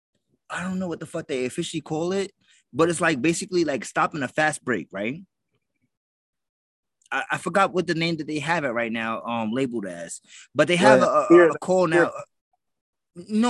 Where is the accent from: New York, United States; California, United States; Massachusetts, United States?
New York, United States; New York City; I'm from the Bronx